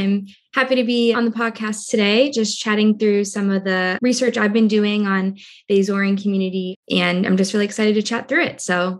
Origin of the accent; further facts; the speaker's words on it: Cambridge, Massachusetts, United States; I was born in Cambridge, Massachusetts, which is a small town right outside of Boston. Very large Azorean community here